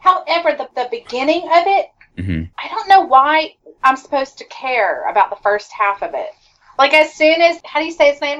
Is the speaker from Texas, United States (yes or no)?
yes; Texas, United States; Sorry, I'm Texan.